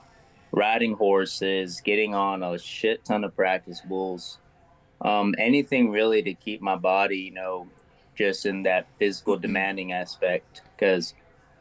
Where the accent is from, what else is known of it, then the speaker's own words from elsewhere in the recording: Seminole, Texas, United States; I'm from West Texas, Seminole, Texas